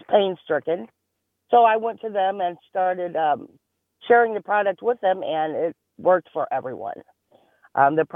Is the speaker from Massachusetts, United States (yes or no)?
no; Caseyville, Illinois, United States; also born or lived in East St. Louis, Illinois; Grew up in Caseyville.